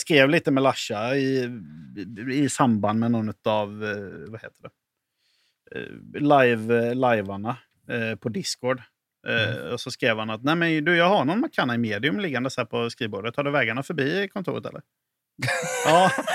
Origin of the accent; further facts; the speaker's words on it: Halland County, Sweden; now in Lund, Sweden; jag är ju från Halland i grund och botten